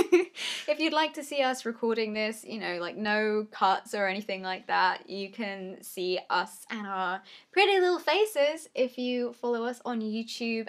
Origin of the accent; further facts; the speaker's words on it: England, United Kingdom; we're English from Britain